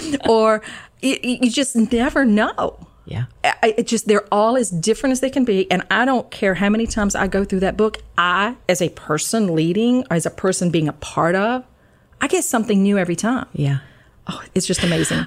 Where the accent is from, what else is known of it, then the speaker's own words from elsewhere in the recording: Georgia, United States; moved away as an adult; now in Maryland, United States; I'm originally from Georgia, but I have been in Maryland for 34 years